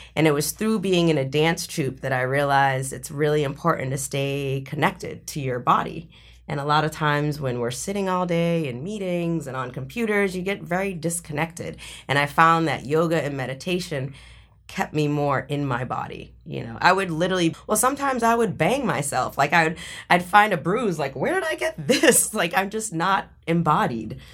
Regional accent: Boston, Massachusetts, United States; growing up in Boston

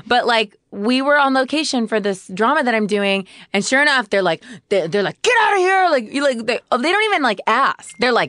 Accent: Modesto, California, United States; I'm from Modesto, California. Very country town.

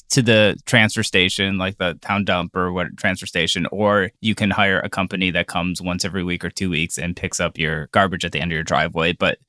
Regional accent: Cleveland, Ohio, United States; I was, like, 20, and I was like, wait, I have to pay you, like, $3,000 for working in my hometown

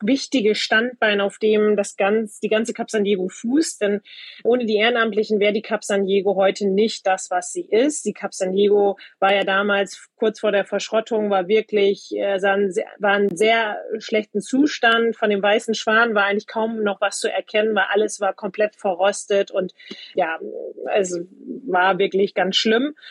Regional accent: Butjadingen, Lower Saxony, Germany; ich bin direkt am Wasser aufgewachsen, komme ursprünglich aus Budjading, das ist eine Halbinsel zwischen Bremerhaven und Wilhelmshaven

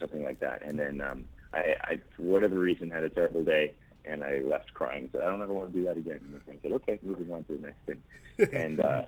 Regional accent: Vancouver, British Columbia, Canada; I grew up in Vancouver, Canada

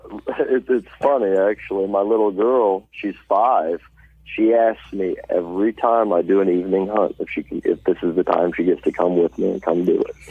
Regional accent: Poplar Bluff, Missouri, United States; I'm from Poplar Bluff, Missouri. Uh, I'm not from the city part. I'm up from W Highway. That's back up in the hills

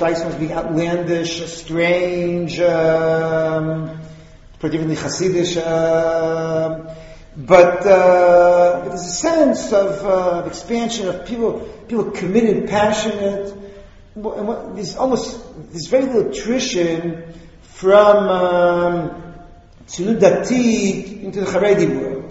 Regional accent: United States; now in Israel; I grew up a few blocks from here

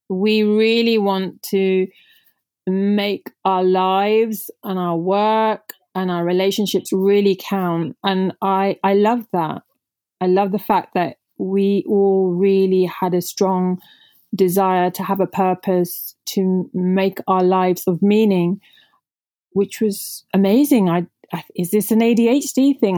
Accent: United Kingdom; first language Punjabi; English is a second language; I'm Indian origin, so I remember not even speaking English when I was growing up 'cause I was raised by my grandparents at home while my parents the typical immigrants, parents were out working really hard in the U K

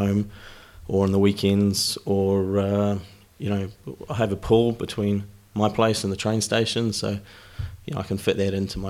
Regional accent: Wellington, New Zealand; moved away as an adult; now in United Kingdom; I'm from New Zealand originally, from Wellington, live in the UK these days, coming up to 10 years in the UK.

